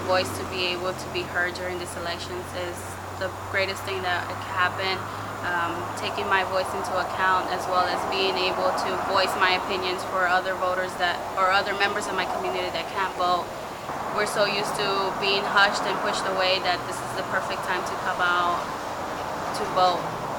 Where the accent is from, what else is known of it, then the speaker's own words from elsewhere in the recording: Colombia; moved away as an adult; now in United States; I was born and raised in Colombia, and I've been living in the United States for 9 years. And 2 years ago, I became a citizen.